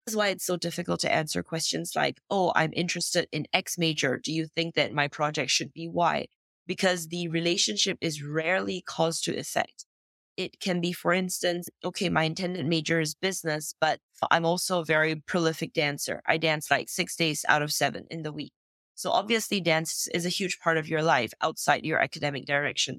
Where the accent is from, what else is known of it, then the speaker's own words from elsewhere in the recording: Singapore; now in France; I am originally from Singapore, grew up in Singapore, but I don't live there anymore. Today I live in France.